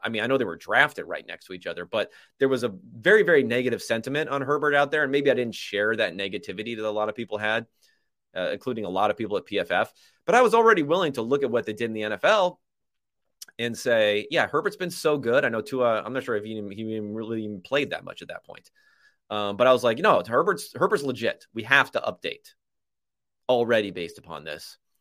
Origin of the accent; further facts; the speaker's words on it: Southern California, United States; I'm from Southern California